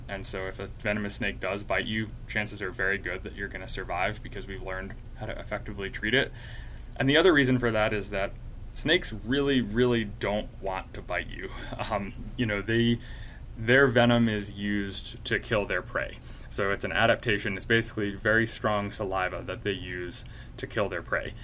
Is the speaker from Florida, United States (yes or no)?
no; North Carolina, United States; moved away as an adult; also born or lived in Illinois; now in Utah, United States; I grew up in North Carolina